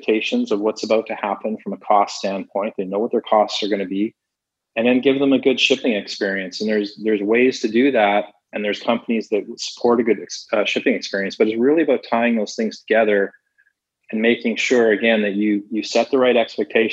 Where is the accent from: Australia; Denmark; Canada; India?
Canada; also born or lived in Toronto; I'm Canadian, I'm based in Toronto.